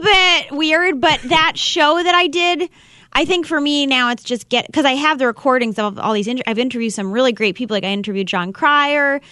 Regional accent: East Coast, United States; now in Los Angeles, United States; I'm from the East Coast. I live in L A.

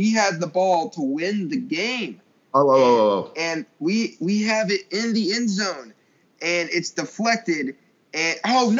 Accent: Lubbock, Texas, United States; But really, entire Leach era growing up in Lubbock was so much fun during this time.

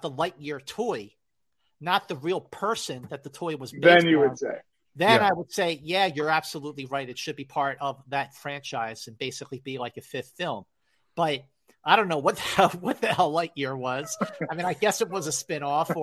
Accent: Philadelphia, Pennsylvania, United States; I'm from Philly

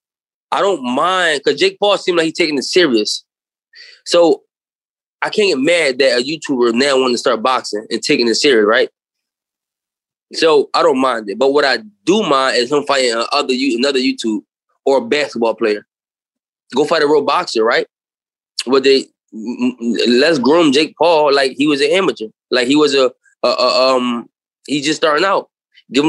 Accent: Philadelphia, Pennsylvania, United States; I'm from Philly. I got the whole Philly behind me

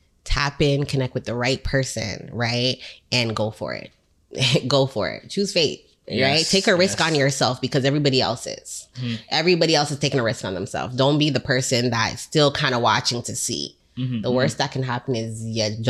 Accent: Canada; I'm from Canada

